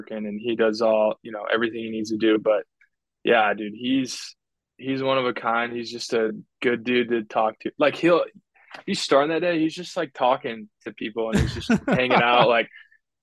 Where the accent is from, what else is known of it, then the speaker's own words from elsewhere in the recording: Chicago, Illinois, United States; my whole dad's side's from Ohio, and I grew up in the Chicago area